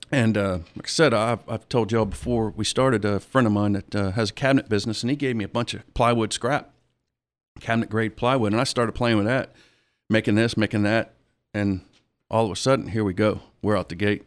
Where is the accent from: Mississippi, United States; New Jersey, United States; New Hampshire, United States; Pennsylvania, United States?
Mississippi, United States; Biloxi; also born or lived in Ocean Springs (ASR 'Sosher'), Mississippi; I'm, I'm originally from Biloxi